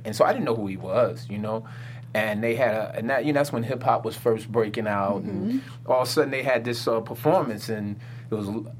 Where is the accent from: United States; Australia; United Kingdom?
United States; Philadelphia, Pennsylvania; I'm from Philly, so I grew up. Oh, my God. Yeah, West Philadelphia born and raised.